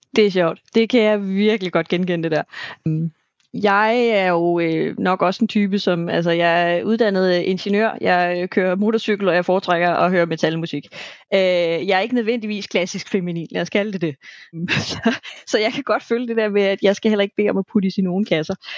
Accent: South Zealand, Denmark; now in Copenhagen area, Denmark; jeg selv fra Sydsjælland

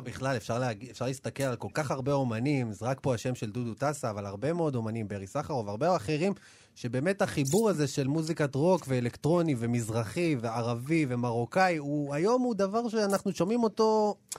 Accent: Ashdod, Southern District, Israel; אני גדלתי באשדוד

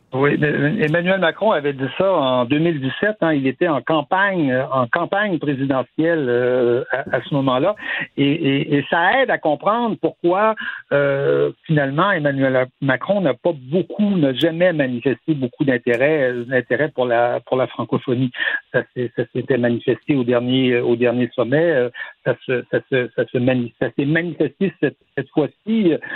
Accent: Quebec, Canada; first language French; Le français, c'est notre langue maternelle, mais on n'a pas cet héritage euh, colonial

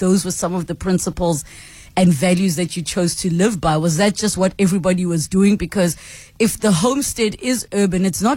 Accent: South Africa; as South Africans

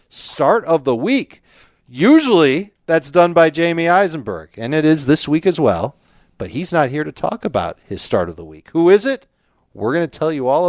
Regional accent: Chicago, Illinois, United States; now in South Florida, United States; I'm originally from Chicago, but I made my way to South Florida

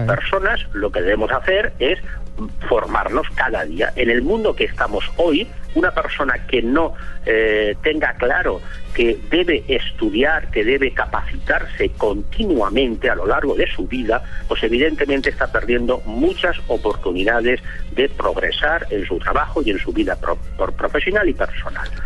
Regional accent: Barcelona, Catalonia, Spain; yo soy español, soy de Barcelona

